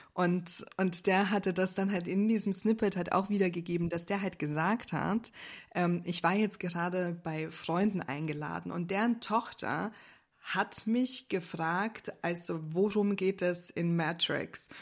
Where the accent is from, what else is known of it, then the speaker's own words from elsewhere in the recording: Austria; now in Germany; ich als Österreicherin